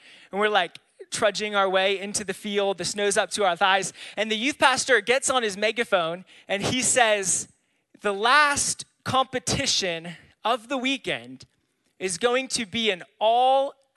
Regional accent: California, United States; moved away; I grew up in California.

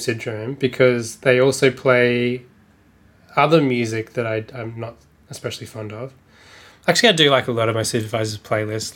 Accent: Australia; when you grow up, especially as an Australian

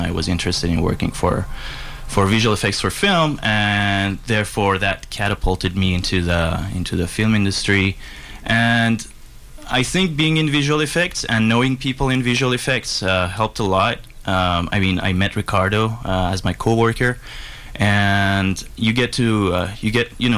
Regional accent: Iran; moved away as an adult; now in Canada; I have been doing civil engineering when I was back in Iran, because I'm coming from Iran

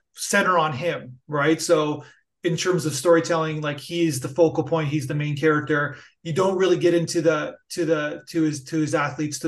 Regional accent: Canada; I'm Canadian

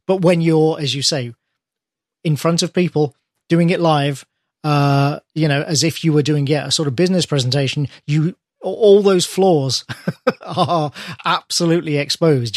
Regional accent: United Kingdom; British person here

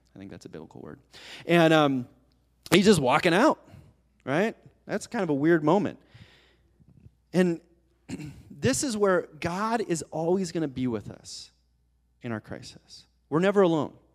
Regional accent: Colorado Springs, Colorado, United States; as a little kid, I grew up in Colorado Springs

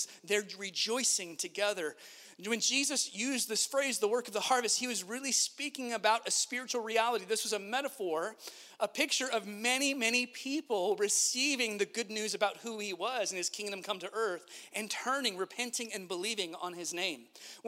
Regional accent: Central California, United States; moved away; my upbringing in Central California in the heart of the barrio

